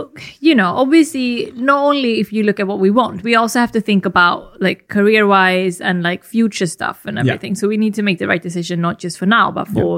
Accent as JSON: {"language": "English", "country": "Sweden", "tie": "born or raised there", "moved": "as an adult", "lives_now": "London, United Kingdom", "said": "my Swedish upbringing"}